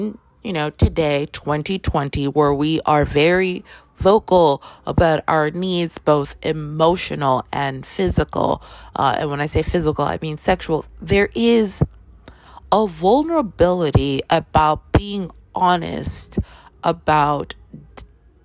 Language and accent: English; Toronto, Ontario, Canada; I grew up in Canada. I grew up in Toronto